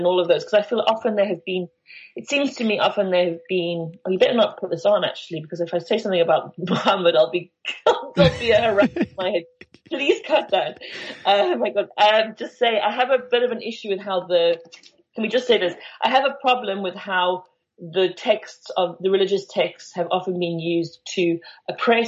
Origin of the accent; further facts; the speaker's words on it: Benoni, Gauteng, South Africa; I grew up in Benoni